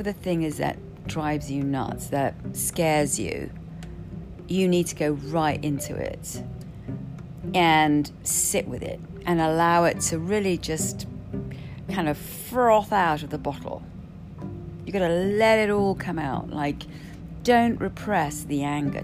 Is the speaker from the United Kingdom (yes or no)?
yes; United Kingdom; I'm Brit